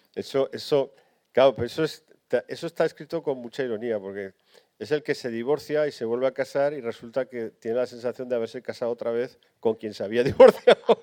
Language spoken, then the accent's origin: Spanish; Barbastro, Aragon, Spain; moved away as an adult; yo a los 18 años me fui de Barbastro, eh, pero mi vida ya se había construido en Barbastro.